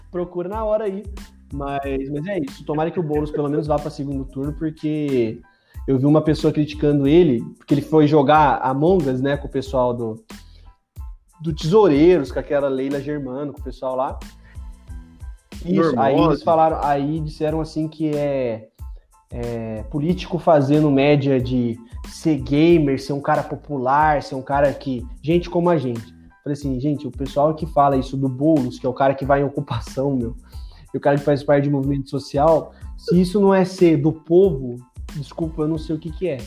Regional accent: São Paulo, Brazil; Eu sou paulistano, na verdade, mas eu queria votar em São Paulo

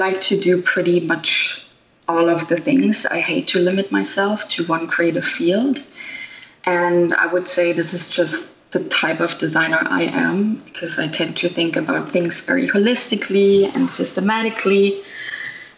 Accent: Germany; now in Canada; Originally, I am from Germany, nowadays living and working in Canada

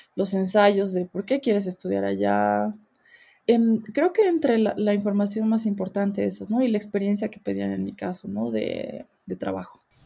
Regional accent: Bolivia; moved away as an adult; also born or lived in South Korea; somos muy pocos bolivianos en Corea

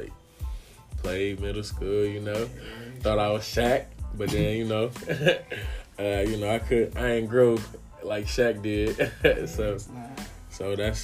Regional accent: Detroit, Michigan, United States; I'm from Detroit

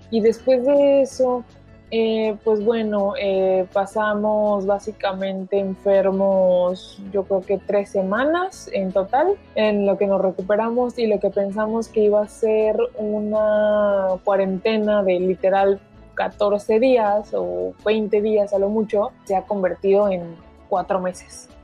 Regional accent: Mexico; now in New York, United States; en donde vivo hoy y pues de donde soy que es México

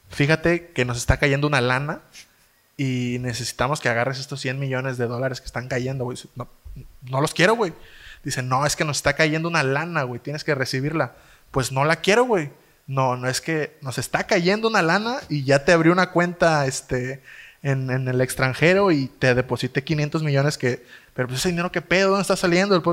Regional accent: Zihuatanejo, Guerrero, Mexico; cuando uno se va a estudiar fuera de Sigua, no dice que somos de sigua Somos de Ixtapa.

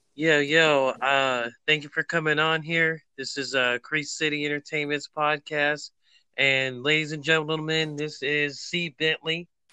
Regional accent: Bay Area, California, United States; I'm from the Bay Area too

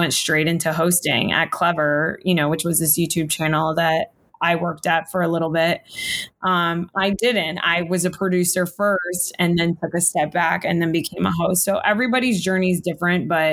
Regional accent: South Florida, United States; now in Los Angeles, United States; I'm from South Florida.

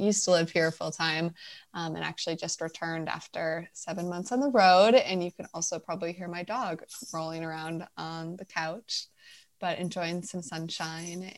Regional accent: Milwaukee, Wisconsin, United States; moved away as an adult; now in California, United States; I grew up in the suburbs of Milwaukee, so I am from Wisconsin originally, and I lived there for 26 years before I moved to California.

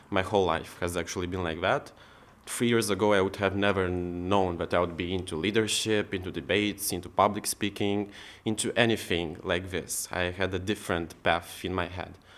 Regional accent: Moldova; I'm from Republic of Moldova.

